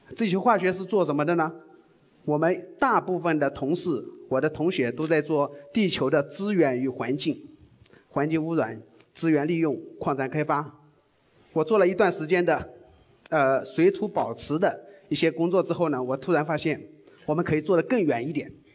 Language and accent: Chinese; China; 我们中国人